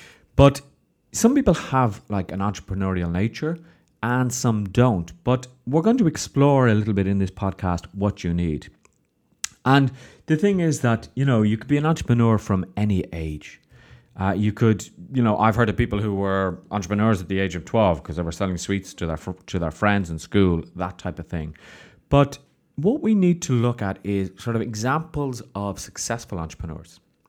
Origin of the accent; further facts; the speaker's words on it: Ireland; I know growing up in Ireland, there wasn't a huge entrepreneurial spirit.